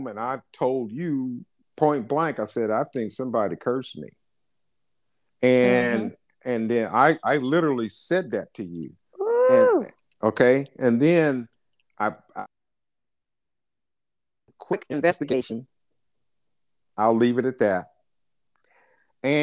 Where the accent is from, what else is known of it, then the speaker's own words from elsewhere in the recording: United States; I'm American